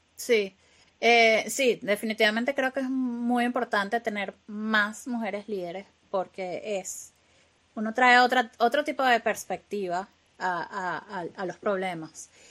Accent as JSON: {"language": "Spanish", "country": "Venezuela", "accent": "latino", "first_language": "Spanish", "moved": "as an adult", "lives_now": "Glasgow, United Kingdom", "said": "nosotros, los venezolanos, hablamos como gritados."}